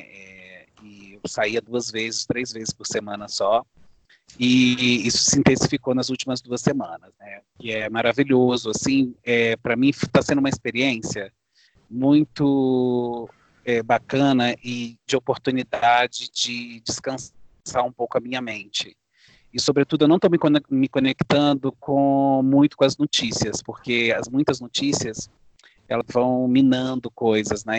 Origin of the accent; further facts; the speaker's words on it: Guaçuí, Espírito Santo, Brazil; Eu sou de Guaçuí, no Espírito Santo, também numa serra